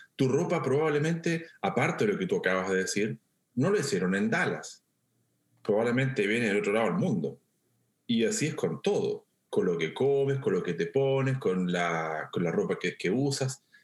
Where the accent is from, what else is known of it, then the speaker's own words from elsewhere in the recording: central Chile, Chile; yo soy de Chile Central, una zona con mucha montaña y con muchos ríos. Yo crecí viendo ríos